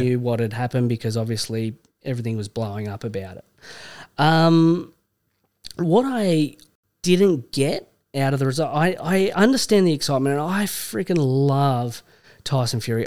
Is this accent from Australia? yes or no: yes; Australia; accent: Australian; also born or lived in Vancouver; as an Australian